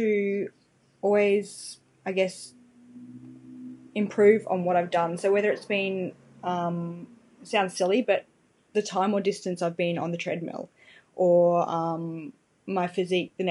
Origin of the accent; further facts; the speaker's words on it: Ipswich, Queensland, Australia; I'm from Ipswich in Queensland, Australia.